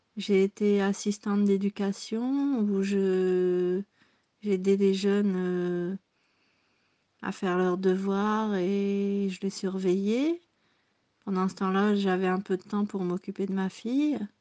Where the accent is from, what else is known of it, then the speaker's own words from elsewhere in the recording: near Lille, Hauts-de-France, France; accent: Ch'timi; moved away as an adult; also born or lived in southern Belgium; now in Burgundy, France; je suis née en Belgique de deux parents français, dans le sud de la Belgique, à la frontière belge.